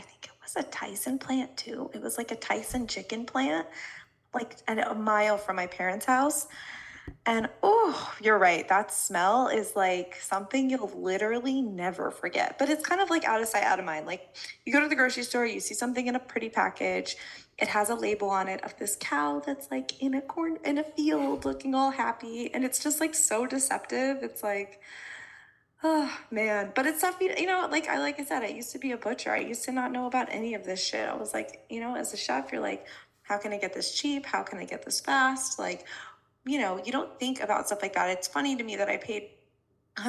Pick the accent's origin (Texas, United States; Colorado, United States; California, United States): Colorado, United States; I grew up in Colorado, like, surrounded by cornfields